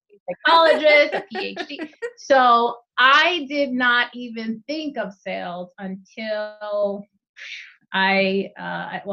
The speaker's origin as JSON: {"language": "English", "region": "New Jersey", "country": "United States", "tie": "born or raised there", "said": "I grew up in New Jersey"}